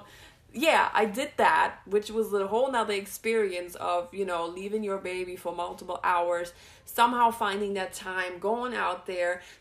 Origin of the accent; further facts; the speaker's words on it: Germany; moved away; I'm from Germany